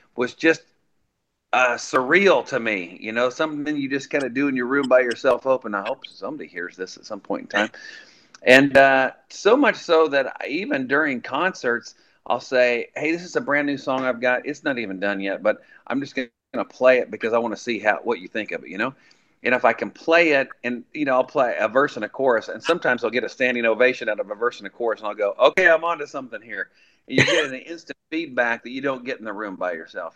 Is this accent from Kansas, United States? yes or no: yes; Colby, Kansas, United States; moved away as an adult; also born or lived in Nashville; going home to my hometown, um, that it was say Colby Oasis on the Plains